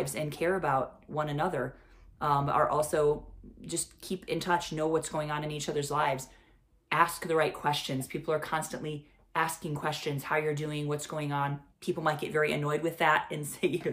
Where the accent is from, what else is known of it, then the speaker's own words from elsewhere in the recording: Midwest, United States; moved away as an adult; now in India; I grew up in the United States and in the Midwest, and now have lived most of my adult life in India.